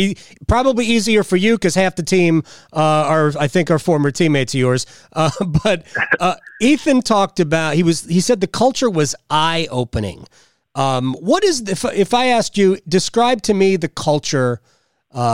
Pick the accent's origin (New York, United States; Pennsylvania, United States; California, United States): New York, United States; New York area, United States; I grew up in the New York area.